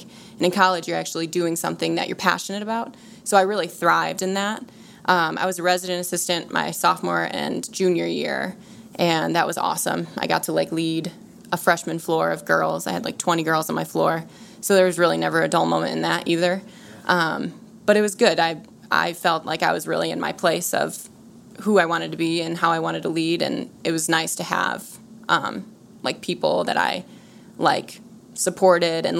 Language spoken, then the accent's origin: English; Glenview, Illinois, United States; I grew up in a suburb of Chicago called Glenview